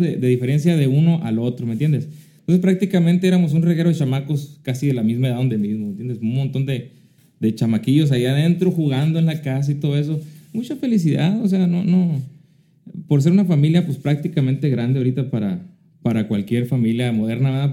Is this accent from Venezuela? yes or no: no; Querobabi, Sonora, Mexico; moved away; also born or lived in Hermosillo, Sonora; La viví ahí, en Querobavi. Y yo digo, pues no, pues de ahí somos de Querobavi.